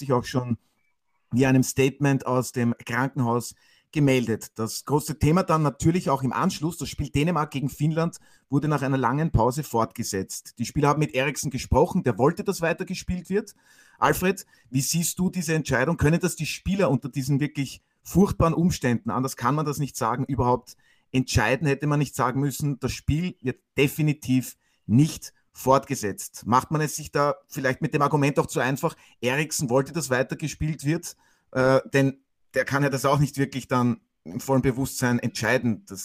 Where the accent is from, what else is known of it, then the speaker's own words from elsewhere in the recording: Burgenland, Austria; der bin ich.